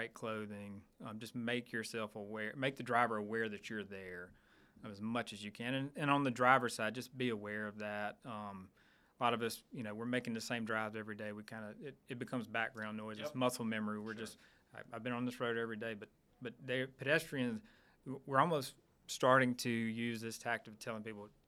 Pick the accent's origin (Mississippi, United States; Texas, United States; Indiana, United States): Mississippi, United States; Starkville; I'm from Starkville. I went to school there, but I grew up there as well